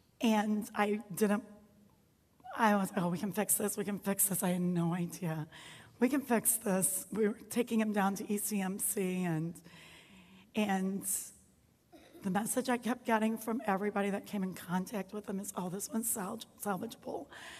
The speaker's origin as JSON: {"language": "English", "town": "St. Louis", "region": "Missouri", "country": "United States", "said": "We're not from here. We're from St. Louis, Missouri area. And when we moved up here, we had just us, but Western New York is so great, so we soon made tons of friends, good friends, family friends."}